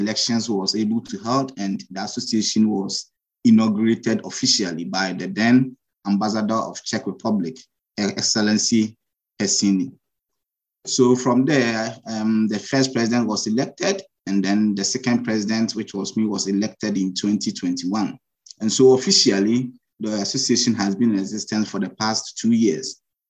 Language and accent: English; Ghana; moved away as an adult; now in Budapest, Hungary; I'm a Ghanaian, and I'm a PhD student at Corvinus University of Budapest, Hungary. I've been here for the past 2.5 years